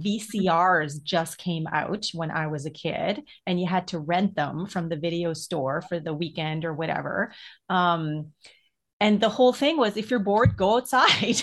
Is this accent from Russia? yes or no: no; Edmonton, Alberta, Canada; when I was younger growing up in Edmonton, um, which is in Alberta, the part of the prairies